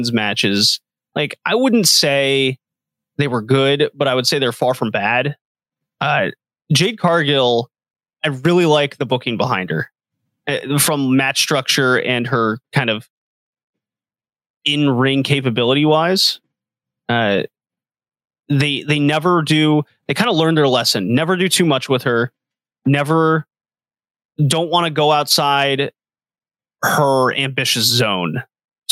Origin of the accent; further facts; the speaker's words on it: United States; I'm an American